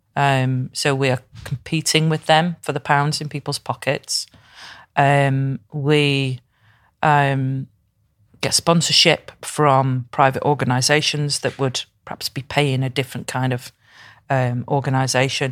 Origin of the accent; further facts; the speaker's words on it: Crewe, North West England, United Kingdom; now in Liverpool, United Kingdom; I'm from Crewe up the road